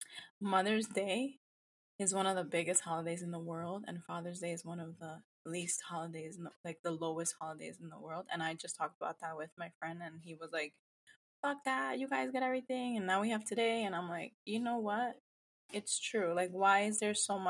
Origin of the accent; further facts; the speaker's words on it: New York, United States; now in New Jersey, United States; I come from Dominican family heritage. Born and raised, not raised in New York, but like a lot of my history is in New York, but I've been in Jersey for years